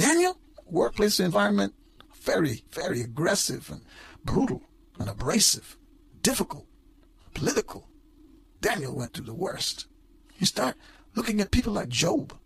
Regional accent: Guyana; When I grew up in Guyana

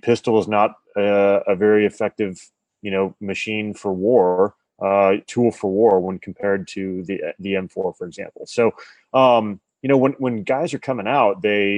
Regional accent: Colorado, United States; I grew up in Colorado

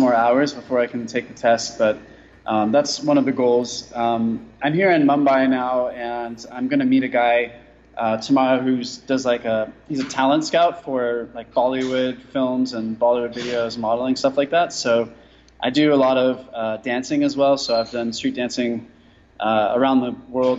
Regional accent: California, United States; moved away as an adult; I'm originally from California, but I've been a nomad

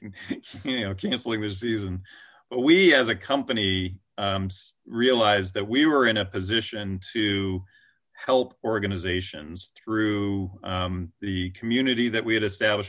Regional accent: East Coast, United States; now in West Coast, United States; I'm an East Coaster, uh, you know, I was born on the East Coast, but now I live on the West Coast

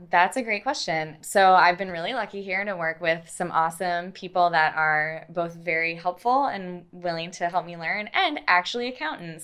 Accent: Minnesota, United States; moved away as an adult; also born or lived in Pennsylvania; now in Oklahoma, United States; I got my undergraduate degree in geology in my home state of Minnesota

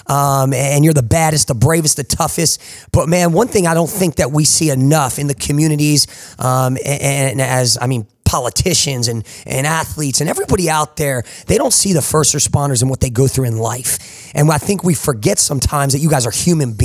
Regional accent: New Jersey, United States; I grew up in New Jersey.

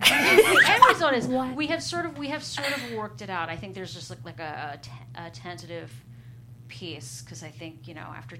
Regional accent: Philadelphia, Pennsylvania, United States; also born or lived in New York; now in Los Angeles, United States; we're both from there. We're both from Philadelphia

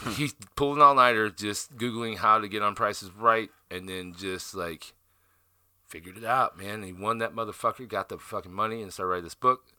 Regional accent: Southern Illinois, United States; moved away; also born or lived in South Dakota; I grew up in Southern Illinois in a town of 500 people.

